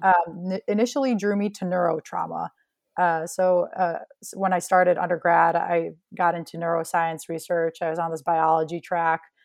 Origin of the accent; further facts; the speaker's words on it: Chicago, Illinois, United States; I was born in Chicago and grew up just outside of the city